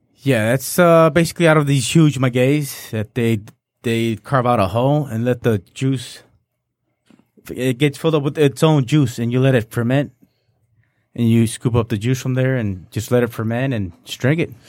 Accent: Arandas, Jalisco, Mexico; my hometown, Ma- Arandas

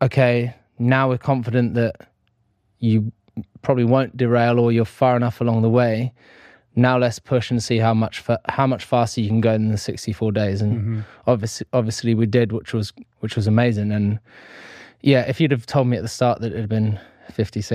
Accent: United Kingdom; being British

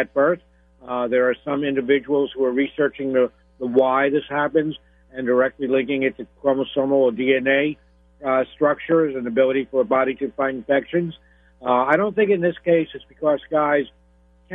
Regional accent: New York, United States; now in Florida, United States; I'm originally from New York, although now I'm in Florida

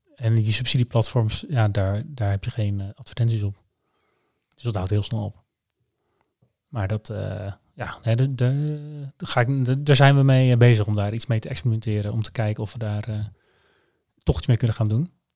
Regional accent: Netherlands; Ik ben ook Nederlander

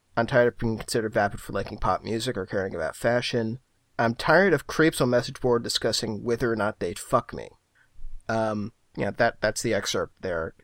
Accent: Philadelphia, Pennsylvania, United States; moved away; also born or lived in New York; my hometown

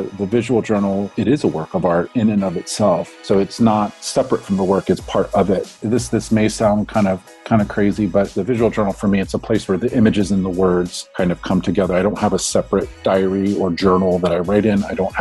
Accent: Baltimore, Maryland, United States; moved away as an adult; I grew up in Baltimore, and I went to just through the public school

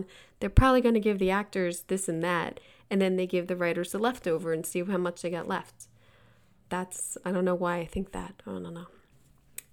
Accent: East Coast, United States; now in Los Angeles, United States; I'm from the East Coast. We would basically have off second week of June till after Labor Day

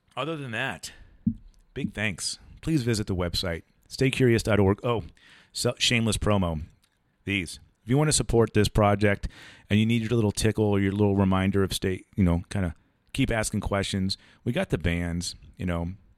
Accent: Ohio, United States; moved away as an adult; also born or lived in San Diego; we're all from Ohio

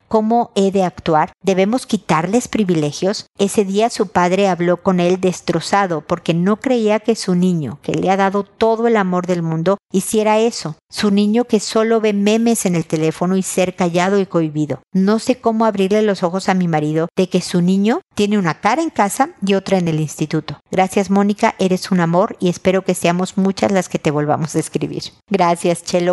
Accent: Mexico; now in Chile; soy mexicana

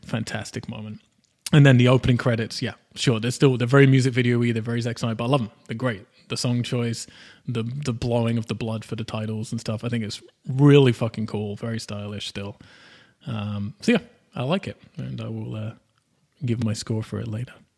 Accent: United Kingdom; I'm British

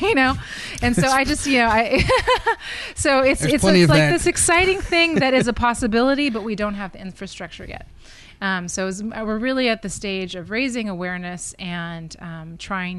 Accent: St. Helena, California, United States; also born or lived in Albany, California / Berkeley, California / Burgundy; I was born in Queen of the Valley, St. Helena in 1978

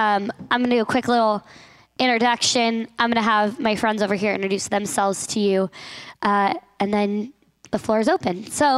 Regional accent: Carson City, Nevada, United States; now in Mount Hermon, United States; I've been living up here since February, helping get ready for the summer. I'm from Carson City, Nevada

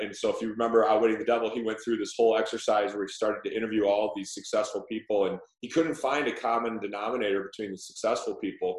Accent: Chicago, Illinois, United States; I grew up in Chicago

